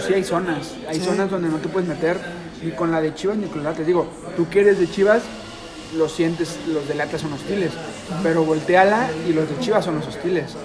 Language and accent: Spanish; Guadalajara, Jalisco, Mexico; nosotros somos de Guadalajara, estamos aquí en, la ciudad